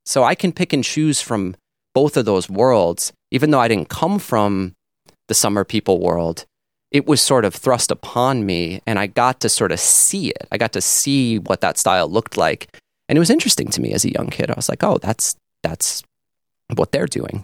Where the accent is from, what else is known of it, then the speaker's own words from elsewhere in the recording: North Fork, Long Island, New York, United States; where I grew up on the North Fork, and this was a very rural area.